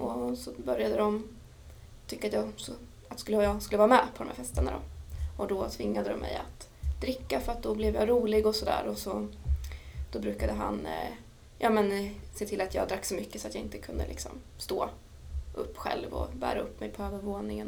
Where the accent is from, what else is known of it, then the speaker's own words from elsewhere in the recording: Dalarna County, Sweden; moved away as an adult; also born or lived in Örebro; lämnade jag Dalarna där jag växte upp, flyttade till Örebro